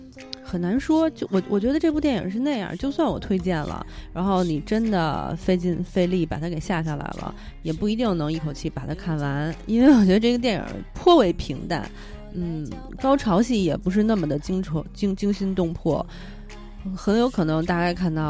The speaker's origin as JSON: {"language": "Chinese", "country": "China", "said": "作为我们中国人就会想说，啊，拍的不好。嗯，没有完全体现出我们中国的风貌"}